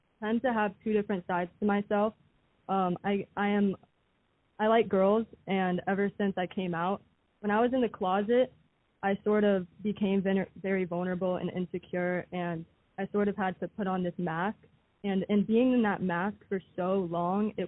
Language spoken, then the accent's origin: English; Atlanta, Georgia, United States; I'm from Atlanta, Georgia